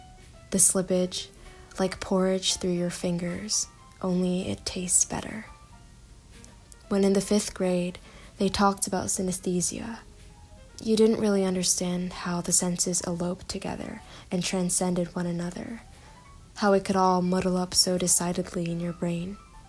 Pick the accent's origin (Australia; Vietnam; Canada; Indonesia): Indonesia; also born or lived in Korea / United Kingdom / Singapore; now in United States; I was born in Korea, and I've spent most of my life outside of it, growing up in Indonesia, the United Kingdom, Singapore, and now the United States.